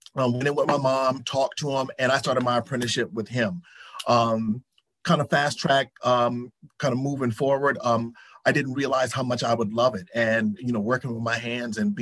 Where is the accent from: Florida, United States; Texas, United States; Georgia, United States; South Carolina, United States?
South Carolina, United States; being raised in the South, we have certain stipulations. I'm from South Carolina.